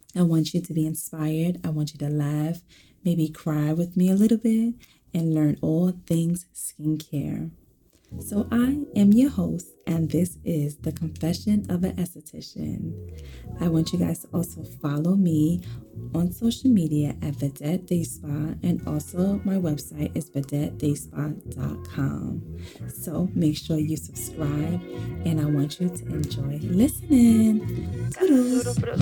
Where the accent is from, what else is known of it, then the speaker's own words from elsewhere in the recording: New York City, New York, United States; I am also born and raised in Brooklyn